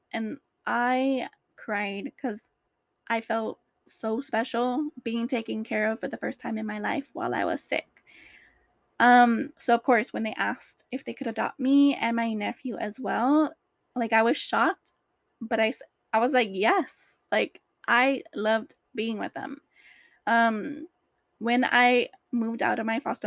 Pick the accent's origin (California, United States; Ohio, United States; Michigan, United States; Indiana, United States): California, United States; Orange County; also born or lived in LA County; I grew up in Orange County with my foster mom